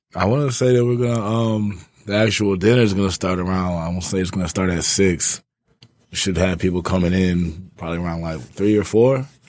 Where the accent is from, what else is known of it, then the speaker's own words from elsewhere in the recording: Ypsilanti, Michigan, United States; now in Detroit, United States; I'm from Ypsilanti.